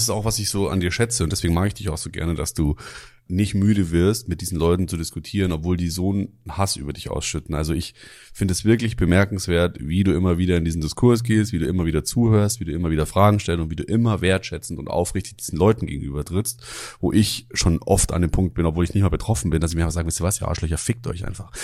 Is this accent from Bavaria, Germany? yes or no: yes; Germering, Bavaria, Germany; Germering, wo ich herkomme